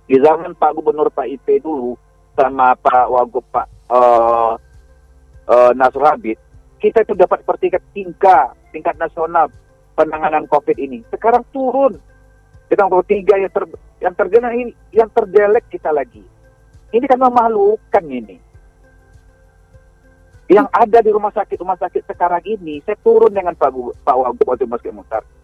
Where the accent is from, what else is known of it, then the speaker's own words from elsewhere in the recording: Baso, West Sumatra, Indonesia; Ini termasuk di daerah kampung saya aja di Kecamatan Baso.